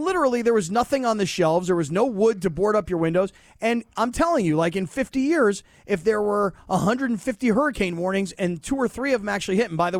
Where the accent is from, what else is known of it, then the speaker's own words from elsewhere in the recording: South Florida, United States; now in Los Angeles, United States; I grew up in South Florida, okay?